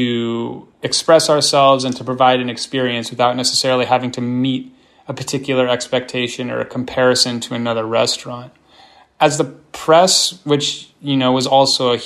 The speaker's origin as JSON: {"language": "English", "town": "Palo Alto", "region": "California", "country": "United States", "tie": "born or raised there", "also_born_or_lived": "Los Angeles / Washington, D.C.", "moved": "as an adult", "said": "I'm from the San Francisco Bay Area. I grew up in Palo Alto, and I spent the majority of my professional career in Los Angeles"}